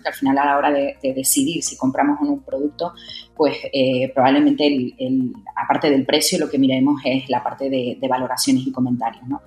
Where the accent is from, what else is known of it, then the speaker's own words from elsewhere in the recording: Tenerife, Canary Islands, Spain; moved away as an adult; also born or lived in Madrid; soy canaria de Tenerife. Bueno, estudié allí en Tenerife, estuve trabajando y me fui para Madrid